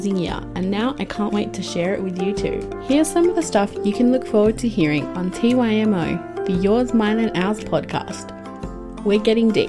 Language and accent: English; Perth, Western Australia, Australia; I was born and raised in Perth, Western Australia